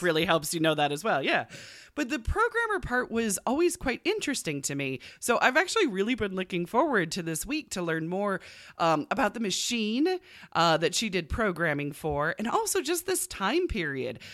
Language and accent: English; United States; we're American and not British